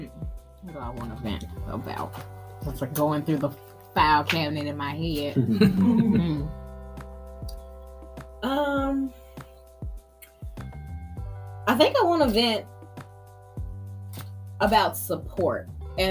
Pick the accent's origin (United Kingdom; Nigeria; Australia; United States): United States; Mount Juliet, Tennessee; I'm from Mount Juliet, Tennessee